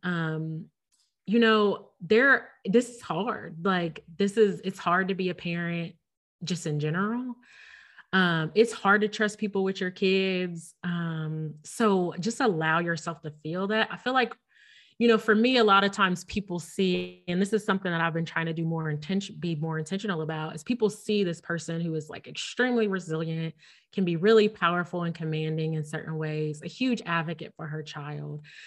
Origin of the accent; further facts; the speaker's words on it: Ohio, United States; moved away as an adult; now in Missouri, United States; we lived in Ohio, which we're both from Ohio. We both have family, friends, like our, we just talked about me going to Ohio State, like our roots are in Ohio